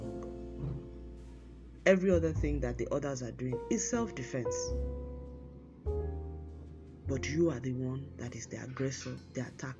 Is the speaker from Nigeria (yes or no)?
yes; Nigeria; as a Nigerian